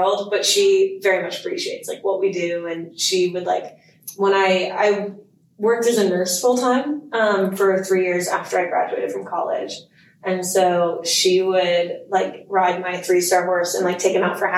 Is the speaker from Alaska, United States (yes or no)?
no; Texas, United States; moved away as an adult; now in Lexington, United States; I grew up riding in Silver Stirrups Pony Club, which is in Texas.